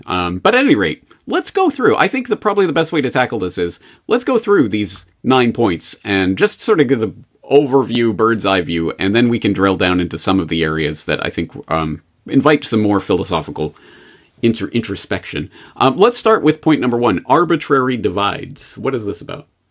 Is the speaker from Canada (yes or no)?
yes; Canada; as a Canadian, I was brought up in the Canadian indoctrination system